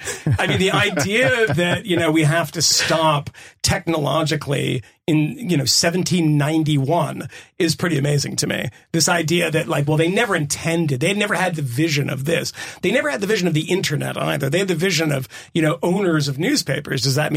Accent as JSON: {"language": "English", "region": "Massachusetts", "country": "United States", "tie": "born or raised there", "said": "I grew up in Massachusetts."}